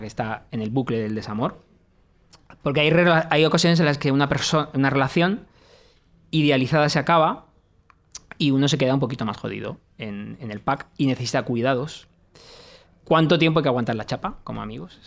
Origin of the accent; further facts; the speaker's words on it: Mediterranean coast, Spain; que yo no soy castellano, es eh, soy mediterráneo